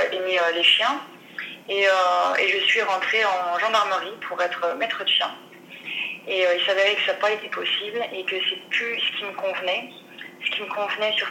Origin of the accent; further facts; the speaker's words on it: Dijon, Bourgogne-Franche-Comté, France; Alors, bah, je viens de Dijon.